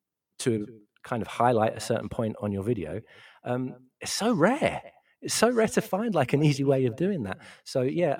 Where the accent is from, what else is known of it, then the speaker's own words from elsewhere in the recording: London, United Kingdom; I'm from South East London originally